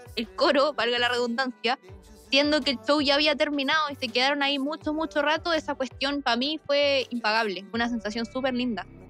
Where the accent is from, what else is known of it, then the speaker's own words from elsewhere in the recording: Arica, Arica y Parinacota, Chile; yo soy del norte, soy de Arica